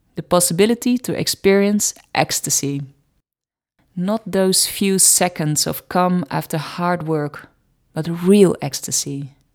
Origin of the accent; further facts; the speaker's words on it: Netherlands; accent: Dutch; English is a second language; my Dutch accent